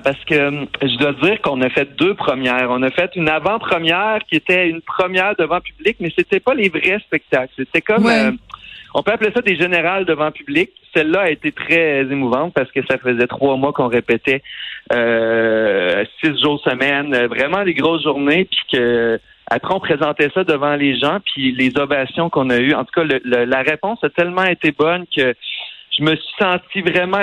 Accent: Tring-Jonction, Quebec, Canada; also born or lived in Drummondville; now in Montreal, Canada; je suis parti de Tring étudier en musique euh, au Cégep de Drummondville.

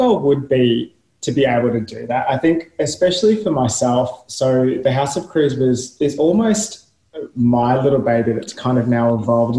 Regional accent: Geelong, Victoria, Australia; also born or lived in Melbourne; I grew up in Geelong. So my family is still based in Geelong.

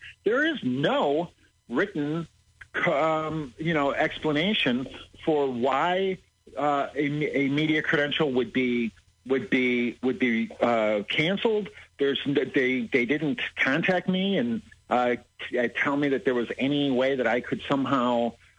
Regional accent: Chicago, Illinois, United States; I was born and raised in Chicago. I love Chicago and with all of my heart

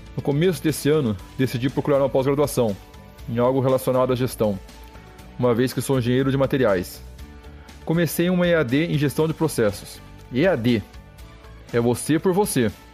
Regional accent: Araras, São Paulo, Brazil; moved away as an adult; now in Rio do Sul, Brazil; eu sou de Araras, São Paulo. Há 11 anos estou em Santa Catarina, na cidade de Rio do Sul

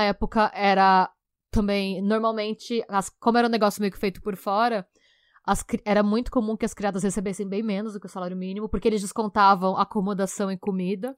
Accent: Brazil; a gente enquanto brasileiro

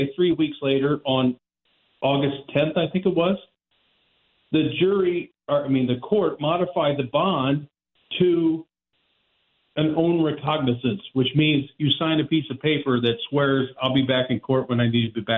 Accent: Central Illinois, United States; moved away as an adult; now in St. Louis, United States; I'm from Central Illinois. I came down here to go to law school

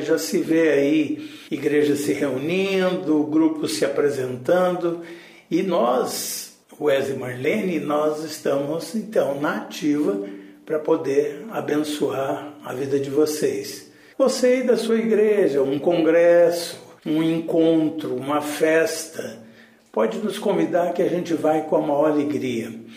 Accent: Goiás, Brazil; nós somos lá de Goiás. Goiás é rodeada de fazenda

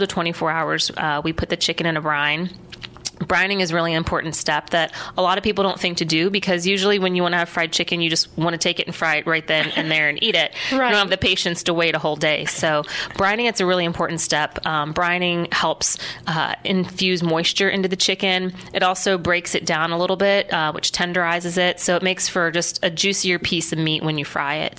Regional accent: Warren, Ohio, United States; now in Columbus, United States; childhood memories growing growing up in Warren, Ohio, in northeastern Ohio

